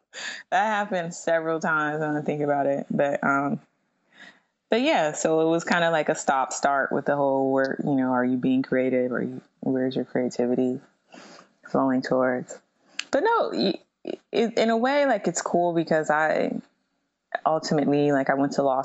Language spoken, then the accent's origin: English; Midwest, United States; Like, even though I grew up in the Midwest, like I don't like snow.